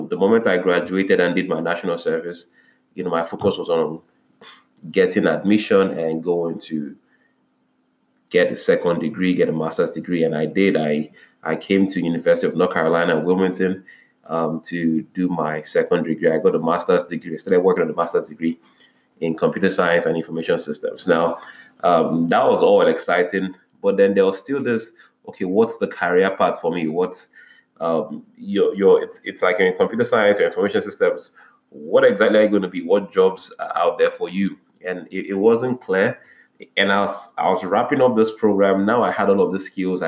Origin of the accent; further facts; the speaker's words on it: Nigeria; I wound up in a very one of the prestigious Christian universities in Nigeria. That's, my home country